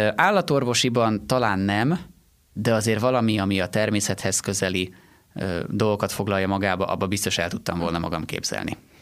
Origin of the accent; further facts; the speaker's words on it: Sárbogárd, Fejér, Hungary; also born or lived in Székesfehérvár / Gödöllő; Én Sárbogádról származom